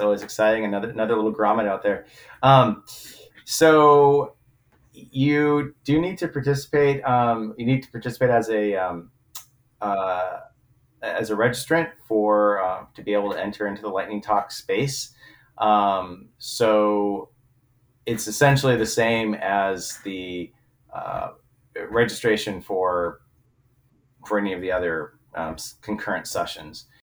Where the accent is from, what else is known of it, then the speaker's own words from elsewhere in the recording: Southern California, United States; I'm from Southern California myself